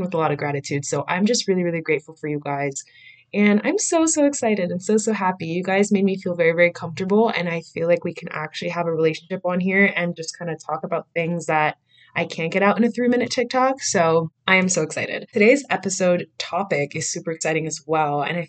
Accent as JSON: {"language": "English", "town": "Miami", "region": "Florida", "country": "United States", "tie": "born or raised there", "said": "born and raised in Miami, Florida"}